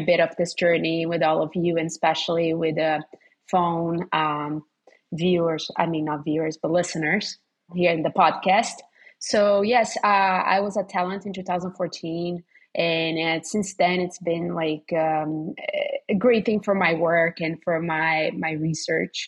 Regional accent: Rio de Janeiro, Brazil; moved away as an adult; Rio, which is my hometown.

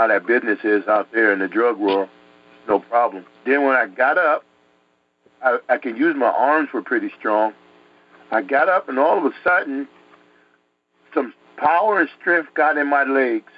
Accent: New York City, New York, United States; also born or lived in Connecticut; I grew up in Connecticut, New York, and stuff, in the streets there in Harlem

